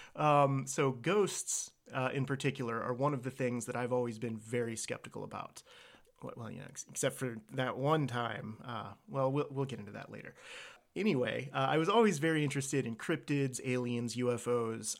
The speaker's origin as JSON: {"language": "English", "region": "Virginia", "country": "United States", "tie": "born or raised there", "said": "I was born and raised here in Virginia."}